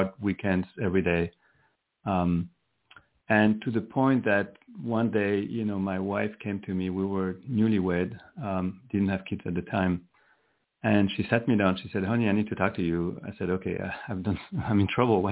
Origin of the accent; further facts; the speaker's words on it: France; moved away as an adult; now in Silicon Valley, United States; I'm from Europe. I'm from France. But I have been in Silicon Valley for 31 years.